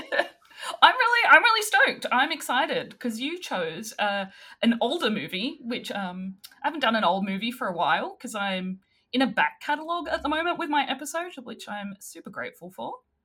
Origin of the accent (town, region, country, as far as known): Australia